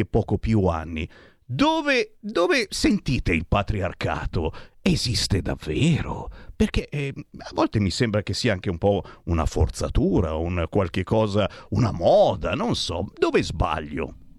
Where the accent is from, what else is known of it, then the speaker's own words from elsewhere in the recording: the North, northern Italy, Italy; noi del nord